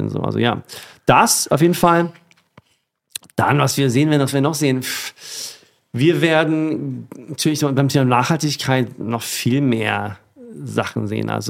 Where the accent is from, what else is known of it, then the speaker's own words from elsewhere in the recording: Sweden; Und die kommen beide aus meiner Heimat, aus Schweden.